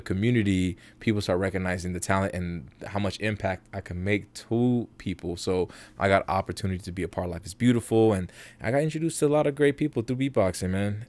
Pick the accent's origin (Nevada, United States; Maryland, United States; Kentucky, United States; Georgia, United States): Nevada, United States; Las Vegas; also born or lived in South Bronx, New York; I was raised in New, in, in, not in New York, in Vegas